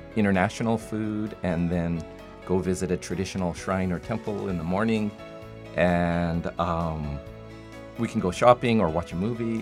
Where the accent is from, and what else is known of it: Salt Lake City, Utah, United States; moved away as an adult; now in Fukuoka, Japan